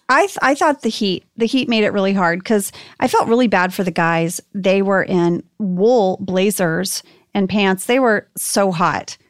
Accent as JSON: {"language": "English", "town": "Archer City", "region": "Texas", "country": "United States", "tie": "born or raised there", "said": "my hometown of Archer City, Texas"}